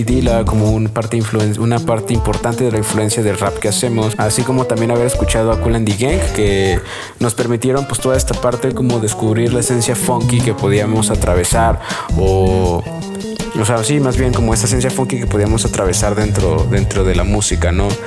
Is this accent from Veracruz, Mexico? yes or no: no; Cancún, Quintana Roo, Mexico; also born or lived in Acapulco, Guerrero; directamente desde la ciudad de Cancún. Nacido en Acapulco, pero crecido en esa zona